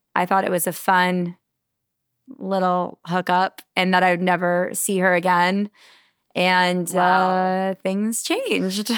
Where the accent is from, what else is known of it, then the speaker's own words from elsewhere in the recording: Connecticut, United States; moved away as an adult; also born or lived in New York City; now in Charleston, United States; I grew up in Connecticut